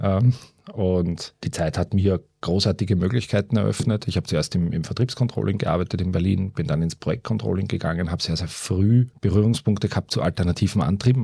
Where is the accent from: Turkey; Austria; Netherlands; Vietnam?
Austria; Baden, Lower Austria; moved away as an adult; also born or lived in Vienna / Germany / China; Bin äh, aufgewachsen in Baden, einem äh, kleinen verschlafenen Städtchen im Süden von Wien.